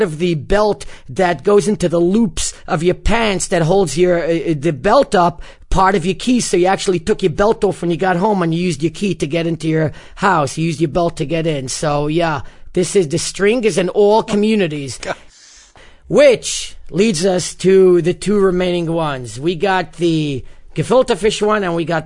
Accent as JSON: {"language": "English", "town": "New York City", "region": "New York", "country": "United States", "tie": "born or raised there", "said": "the community I grew up in Bar Puck was one of the last remaining communities to adopt an Erev"}